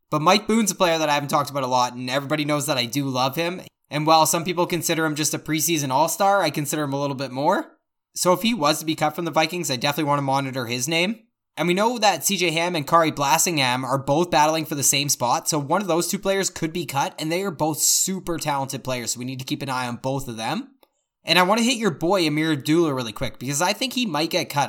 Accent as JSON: {"language": "English", "town": "Victoria", "region": "British Columbia", "country": "Canada", "said": "we're all from Victoria, B C, so we all live on Vancouver Island"}